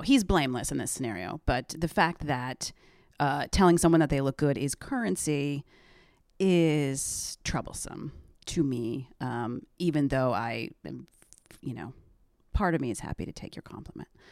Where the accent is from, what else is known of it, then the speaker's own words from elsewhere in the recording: close to Syracuse, upstate New York, United States; moved away; upstate New York